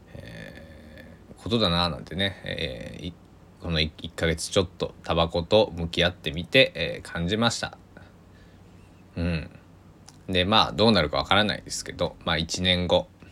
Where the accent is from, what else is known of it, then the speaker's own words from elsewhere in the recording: Kochi, Japan; now in Takamatsu, Japan; 僕の地元高知も大雪が降ってなかなか、えー、地元は大変だったみんな大変だったみたいなんですけどあの香川は全然降らなくて、まあ、僕が住んでいる高松市なんか特にね